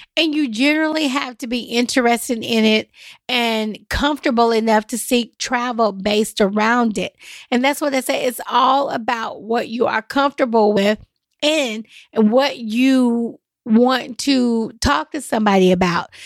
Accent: Nashville, Tennessee, United States; I'm from East Nashville

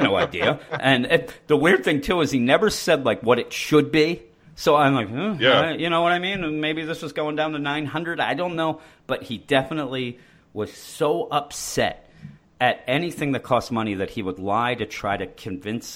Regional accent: Philadelphia, Pennsylvania, United States; we're from the Philadelphia area.

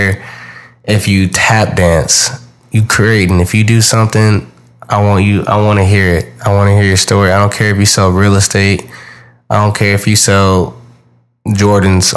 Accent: Houston, Texas, United States; I'm from Houston, Texas.

